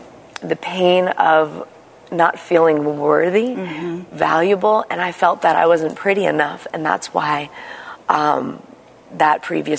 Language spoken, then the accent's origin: English; Bethlehem, Pennsylvania, United States; I was born in Bethlehem, Pennsylvania, and I had a call when I was 15 years old